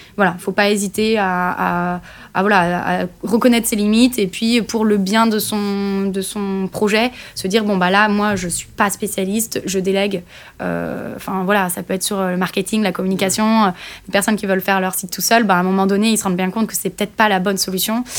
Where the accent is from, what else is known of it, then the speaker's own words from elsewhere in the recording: Nantes, Pays de la Loire, France; moved away as an adult; also born or lived in Bordeaux; now in Toulouse, France; je suis nantaise